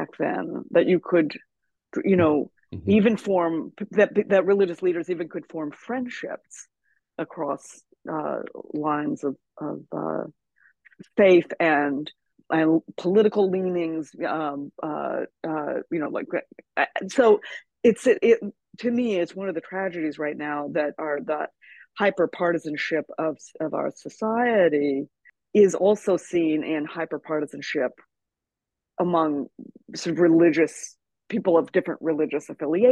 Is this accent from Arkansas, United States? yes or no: yes; Arkansas, United States; I grew up in Arkansas